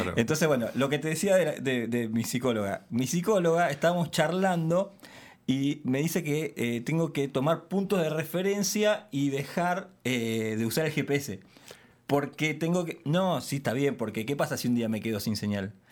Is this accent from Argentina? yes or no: yes; Lanús, Buenos Aires Province, Argentina; yo soy acá de Lanús